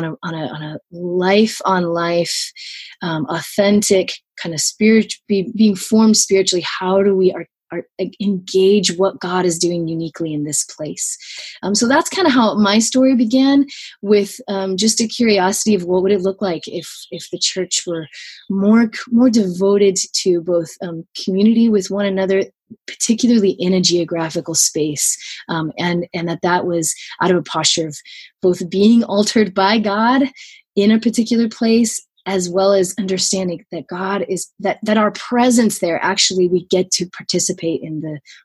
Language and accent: English; Tokyo, Japan; I grew up in Tokyo, Japan.